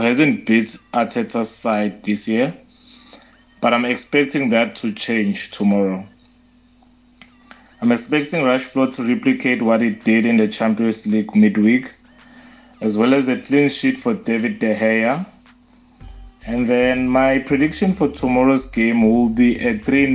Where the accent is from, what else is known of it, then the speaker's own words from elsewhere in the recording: Nelspruit, Mpumalanga, South Africa; I'm from Nelspruit in South Africa